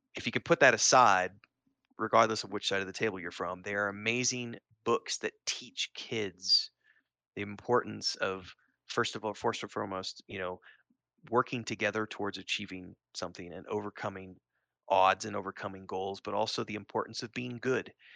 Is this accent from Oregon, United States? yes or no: no; Springfield, Missouri, United States; I grew up in Springfield, Missouri